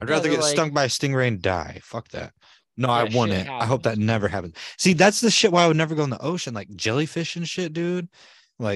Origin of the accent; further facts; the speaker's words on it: United States; I'm American